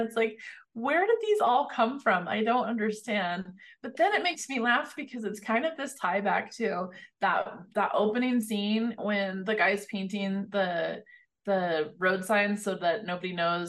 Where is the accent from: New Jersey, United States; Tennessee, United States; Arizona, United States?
Arizona, United States; Northern; I grew up in Northern Arizona, so right miles from the Navajo reservation.